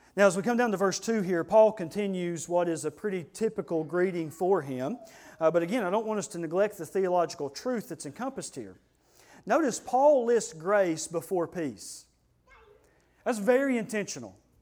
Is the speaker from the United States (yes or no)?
yes; United States; we're Americans